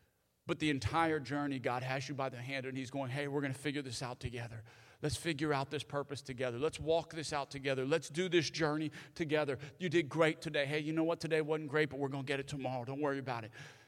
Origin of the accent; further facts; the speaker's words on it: the South, United States; And especially growing up in the South, a lot of times, if you grew up in the South like me